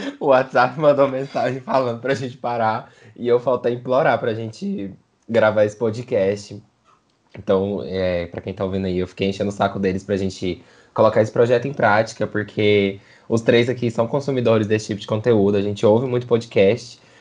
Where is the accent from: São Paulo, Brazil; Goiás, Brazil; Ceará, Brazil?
Goiás, Brazil; Goiânia; A gente é de Goiânia